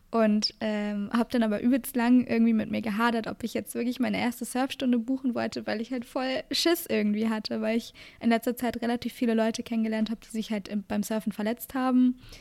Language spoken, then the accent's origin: German; Germany; bei uns in Deutschland